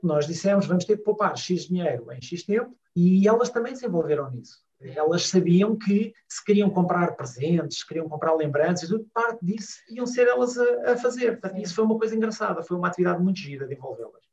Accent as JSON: {"language": "Portuguese", "region": "Lisbon", "country": "Portugal", "said": "sou lisboeta, com, uma, com quase todas as costelas alentejanas"}